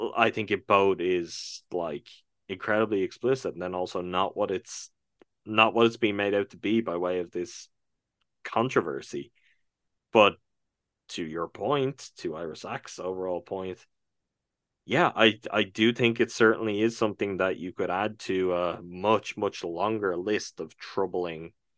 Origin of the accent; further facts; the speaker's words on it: Ireland; I'm from Ireland. I'm from what was until very recently, maybe the most Catholic country in the world